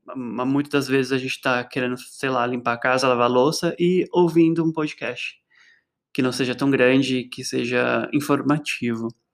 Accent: Osasco, São Paulo, Brazil; lá em Osasco, minha terra

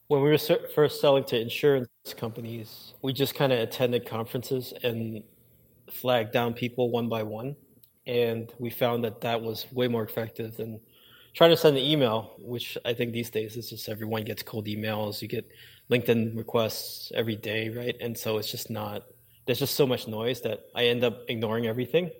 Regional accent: New York City, New York, United States; I grew up in New York City, in Brooklyn

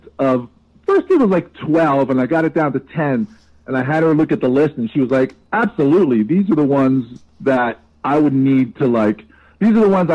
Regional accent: Northeast New Jersey, United States; I grew up in Jersey, Northeast Jersey

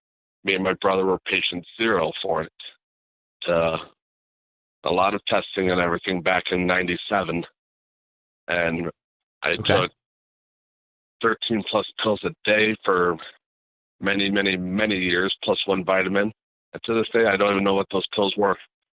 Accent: Illinois, United States; I'm from Illinois.

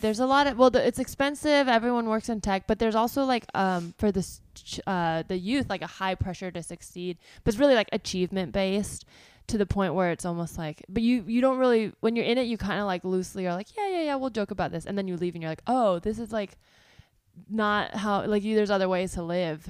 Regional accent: South Bay, California, United States; moved away as an adult; also born or lived in New York / Los Angeles; from the South Bay

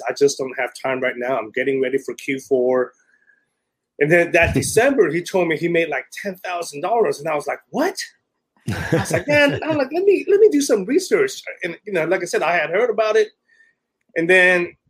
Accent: Silicon Valley, Northern California, United States; moved away as an adult; now in Southern California, United States; I'm originally from Silicon Valley, Northern California

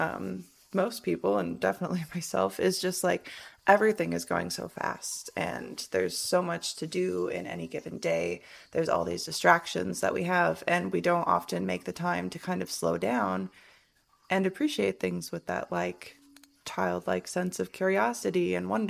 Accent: Michigan, United States; also born or lived in Washington; now in Las Vegas, United States; growing up in Michigan.

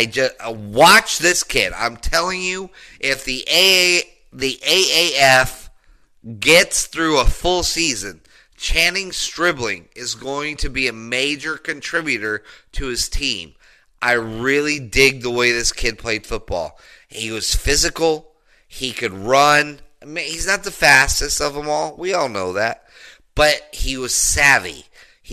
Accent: Denver, Colorado, United States; I grew up in Denver, Colorado. I went to a high school, John F. Kennedy High School

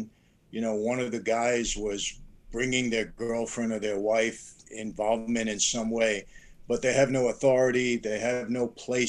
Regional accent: Naples, Campania, Italy; now in United States; one of the mafia families in Naples, which is my hometown, my parents' hometown.

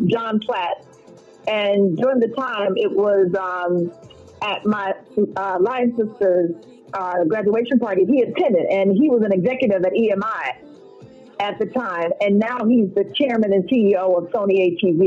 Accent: Chicago, Illinois, United States; also born or lived in Florida; growing up in Chicago

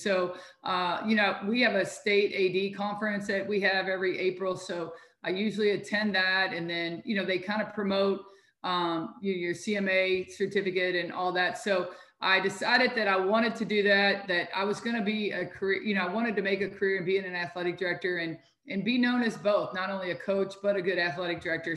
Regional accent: Louisville, Kentucky, United States; also born or lived in Cincinnati, Ohio; I was born and raised in Louisville, Kentucky

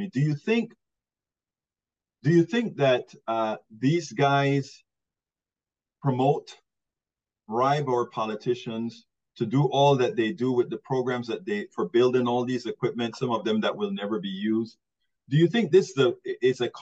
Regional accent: Panama; moved away; I'm originally from Central America, Panama

